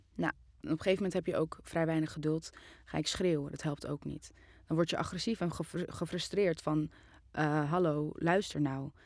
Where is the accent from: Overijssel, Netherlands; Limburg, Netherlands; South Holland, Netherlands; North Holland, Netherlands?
North Holland, Netherlands; Amsterdam; ik ben in Amsterdam geboren in 1998